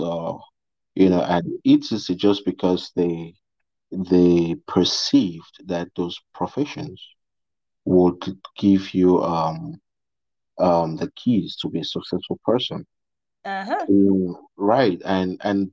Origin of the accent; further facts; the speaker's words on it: Cameroon; now in Dallas, United States; I'm from Cameroon, and I'm based in Dallas, Texas.